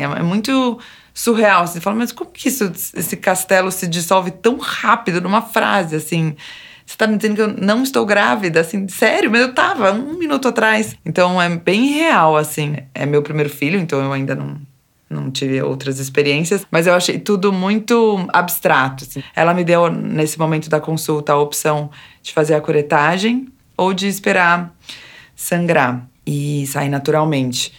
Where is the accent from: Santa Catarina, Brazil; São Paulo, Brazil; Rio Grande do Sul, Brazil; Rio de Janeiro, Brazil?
São Paulo, Brazil; eu sou aqui de São Paulo mesmo, capital